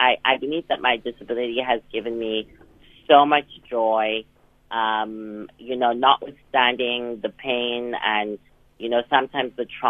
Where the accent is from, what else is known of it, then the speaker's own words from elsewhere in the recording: Johannesburg, Gauteng, South Africa; now in Oxford, United Kingdom; I am from Johannesburg.